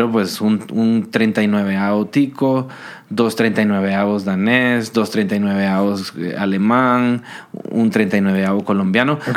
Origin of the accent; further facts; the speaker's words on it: Guatemala; Yo salí de Guate porque a mí no me creían que yo era de Guate.